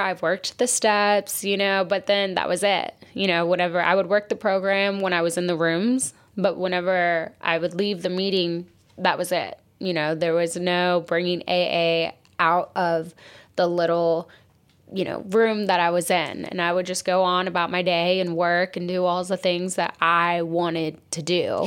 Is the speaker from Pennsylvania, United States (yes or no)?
no; Wichita Falls, Texas, United States; moved away; I am originally from Wichita Falls, Texas.